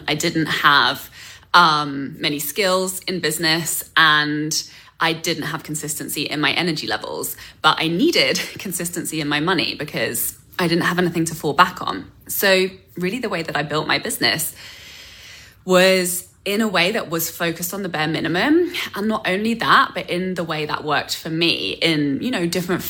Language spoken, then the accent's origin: English; England, United Kingdom; moved away as an adult; now in North America; I came to North America from England, knew zero. I had one relative and I had one connection in the film industry